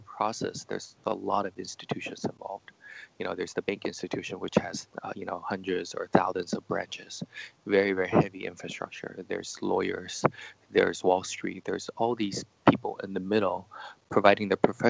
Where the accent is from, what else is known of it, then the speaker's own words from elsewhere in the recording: United States; moved away as an adult; now in China; So I grew up in the States, studied in computer science and psychology.